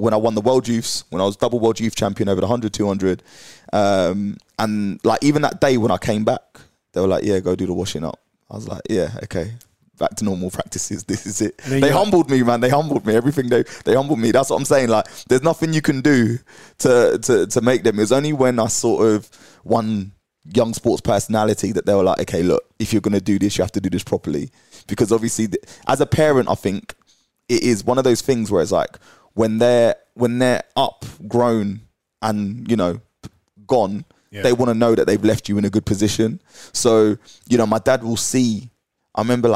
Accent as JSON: {"language": "English", "area": "St Helier Hospital", "region": "London", "country": "United Kingdom", "tie": "born or raised there", "said": "I was born in the UK. Okay. I was born in St. Helier Hospital, opposite the track where I first started training"}